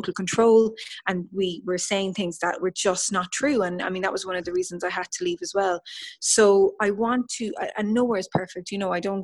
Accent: Ireland; as an Irish person

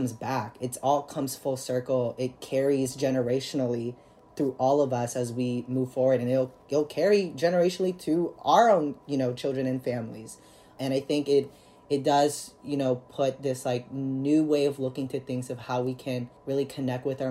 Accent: Philippines; now in United States; I'm an immigrant from the Philippines, and my mother's an immigrant from the Philippines

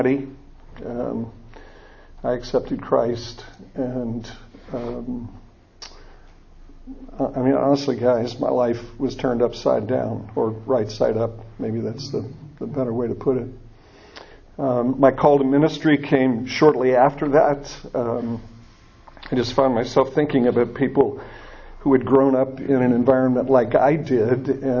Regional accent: Niles, Michigan, United States; moved away; also born or lived in South Bend, Indiana / Florida; I grew up in a little town just north of South Bend, Niles, Michigan.

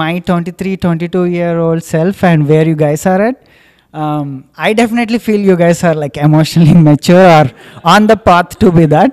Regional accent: India; moved away as an adult; also born or lived in United States; now in Singapore; when I moved to US, it was exactly for the reason that I want to escape India

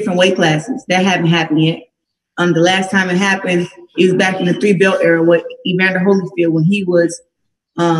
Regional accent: Flint, Michigan, United States; my hometown

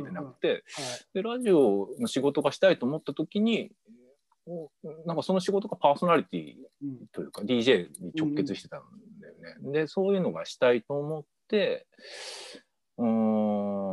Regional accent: Ibaraki, Japan; moved away as an adult; also born or lived in Saitama / Tokyo; now in Suō-Ōshima, Japan; 埼玉で小一まで。小一の一学期まで埼玉。で、そこから茨城県。

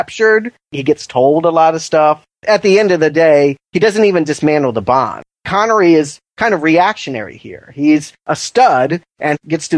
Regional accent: United States; as an American

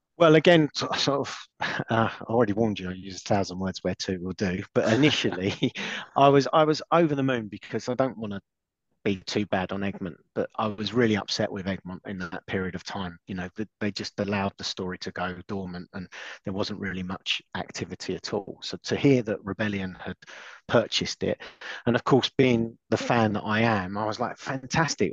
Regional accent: London, United Kingdom; I am a Londoner.

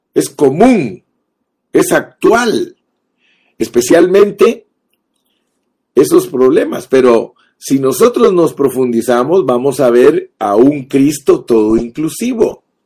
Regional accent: Guatemala; Yo nací en Guatemala

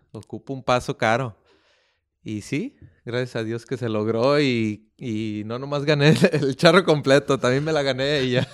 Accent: Oakland, California, United States; yo también soy nacido en California, en Oakland, California

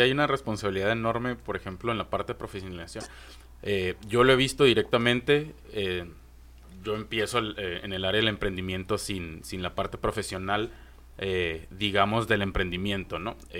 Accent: Mexico; como mexicanos somos súper reacios al fracaso

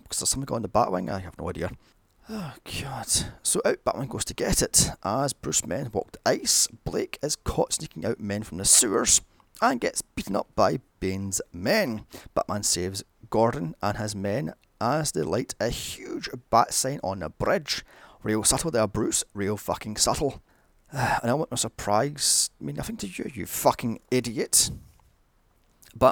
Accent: Glasgow, Scotland, United Kingdom; Glasgow, my hometown. In fact, most of these are around the corner from where I live.

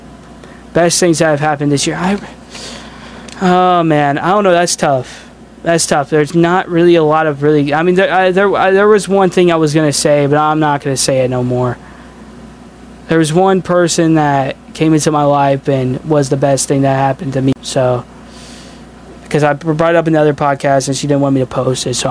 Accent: Indiana, United States; I'm from Indiana

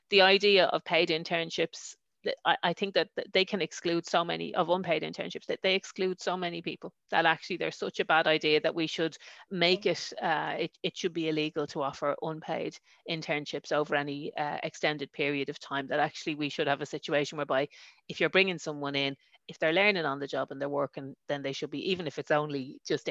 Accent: Dublin, Leinster, Ireland; accent: Dublin; moved away; also born or lived in a border town; I was born in Ballyfermot. I know, growing up, loads of the fellas on my road, I lived on London Road

